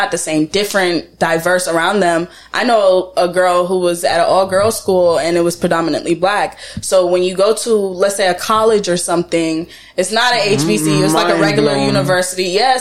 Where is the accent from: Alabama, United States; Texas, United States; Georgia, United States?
Georgia, United States; also born or lived in Jamaica / Florida; I was born in Jamaica. I was raised in Florida for my childhood life. I left, I think, when I was like 10 or 9. I went back and forth for a while. And then my teenage life, I was raised in Georgia. Mm. And still live in Georgia.